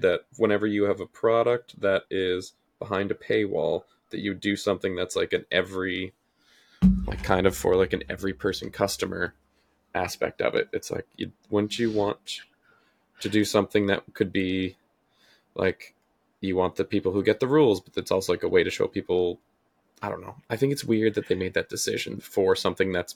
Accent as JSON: {"language": "English", "country": "Canada", "said": "As a Canadian"}